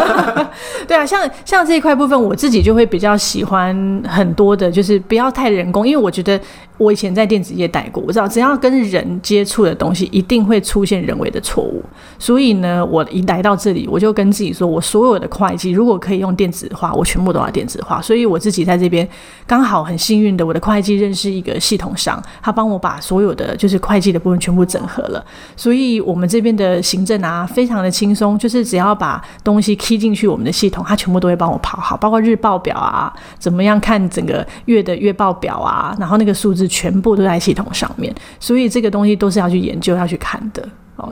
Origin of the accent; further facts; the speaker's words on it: Taipei, Taiwan; moved away as an adult; 因为我从小到大都在台北